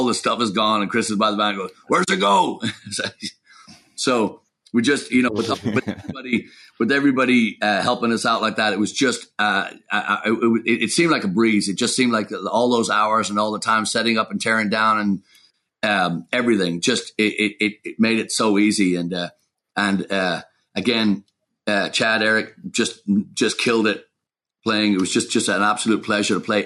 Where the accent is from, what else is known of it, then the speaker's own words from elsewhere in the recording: Dublin, Leinster, Ireland; growing up in Dublin